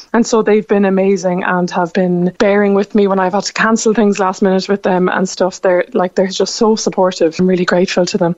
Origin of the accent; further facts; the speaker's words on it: Cork, Munster, Ireland; moved away; my hometown